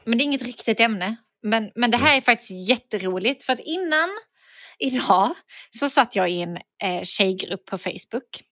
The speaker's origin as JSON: {"language": "Swedish", "region": "Skåne", "country": "Sweden", "accent": "Skånska", "said": "för mig som skåning"}